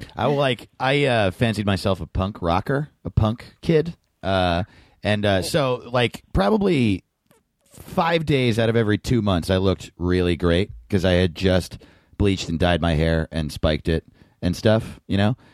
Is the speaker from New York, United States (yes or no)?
yes; New York, United States; I grew up in New York, but my parents moved to Denver